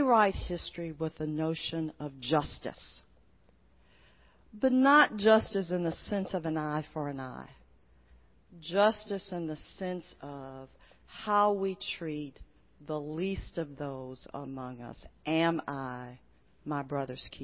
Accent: Port Arthur, Texas, United States; I'm originally from Port Arthur, Texas. I was born in 1951, and so I was born into a segregated community. And I went to colored schools.

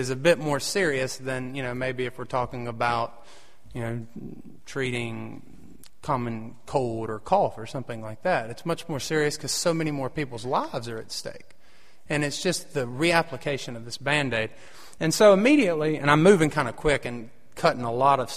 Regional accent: United States; being an American

